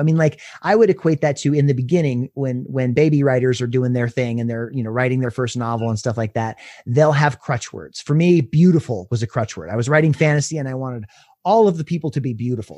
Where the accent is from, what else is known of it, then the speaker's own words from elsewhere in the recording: Durango, Colorado, United States; now in Denver, United States; my hometown and doing book signings at Maria's Bookshop in Durango